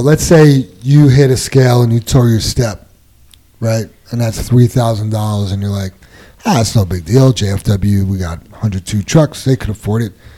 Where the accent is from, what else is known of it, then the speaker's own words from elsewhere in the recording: New York, United States; moved away; where I grew up in New York